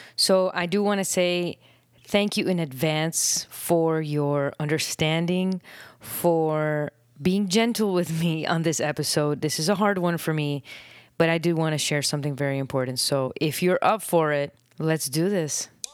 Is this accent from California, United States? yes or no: no; Miami, Florida, United States; now in Nicaragua; I grew up in Miami